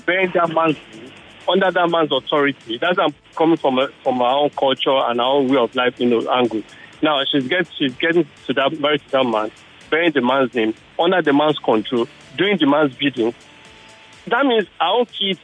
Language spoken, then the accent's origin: English; Abakaliki, Ebonyi, Nigeria; I grew up in Abakaliki